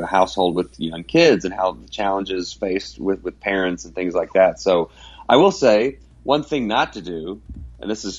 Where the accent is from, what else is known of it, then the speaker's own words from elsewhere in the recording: Dallas, Texas, United States; now in Abilene, United States; I grew up in the North Dallas area